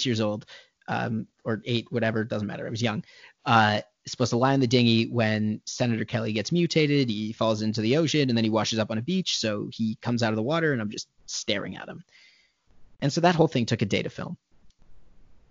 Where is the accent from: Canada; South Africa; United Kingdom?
Canada; Thornhill, Ontario; also born or lived in Vancouver; I'm from Toronto. I'm from Thornhill, so technically it's the 905, the just north of the city. Went to high school at Thornlie Secondary